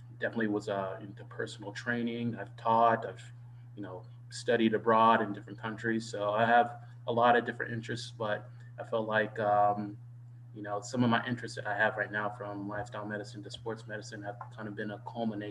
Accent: Dallas, Texas, United States; moved away as an adult; also born or lived in Indiana / Washington, D.C. / Fort Worth, Texas / Caribbean; now in Detroit, United States; I grew up in Dallas, Texas

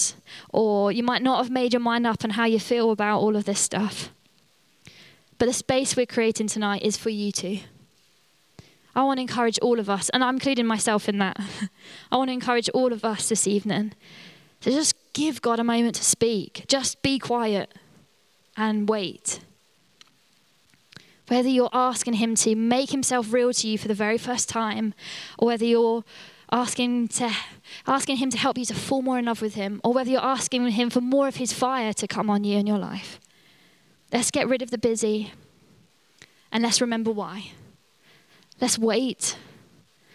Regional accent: United Kingdom; we're British

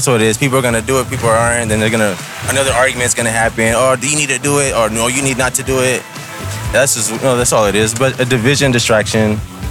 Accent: Blythe, California, United States; Oh, I'm from Blythe. So like three hours from here, 3.5.

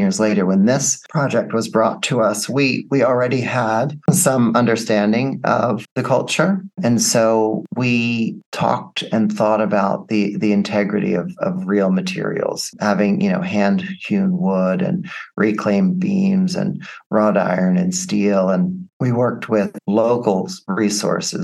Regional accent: United States; being American.

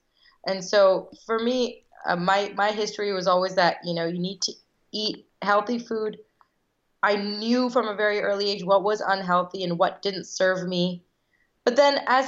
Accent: United States; I was born here in the States. I'm one of five girls, and all of us were born here, but one of my sisters, Shikha. So I'm first generation American

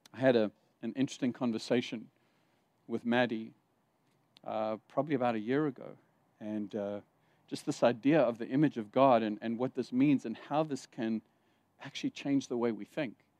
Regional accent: South Africa; moved away; also born or lived in Zimbabwe / Saudi Arabia; I grew up in South Africa during the apartheid years, and I was a teenager being taught in school

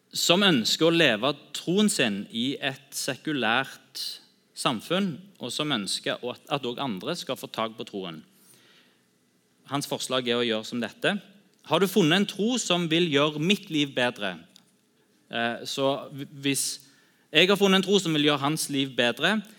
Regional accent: Sandnes, Rogaland, Norway; also born or lived in Bryne; jeg er oppvokst på Bryne og er Bryne-supporter. og alltid holdt med Bryne, de røde. Og så flytta til Sandnes når jeg var åtte

